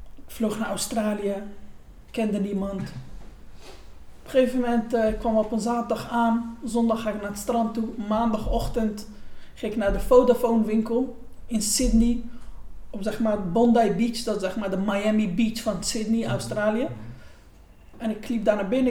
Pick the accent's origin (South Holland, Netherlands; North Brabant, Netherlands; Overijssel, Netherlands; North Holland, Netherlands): South Holland, Netherlands; Gouda; geboren en getogen in Gouda